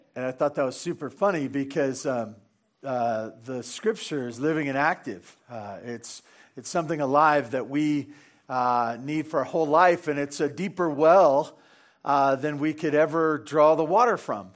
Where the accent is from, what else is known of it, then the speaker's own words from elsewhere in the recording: Santa Barbara, California, United States; growing up in Santa Barbara on the wrong side of the freeway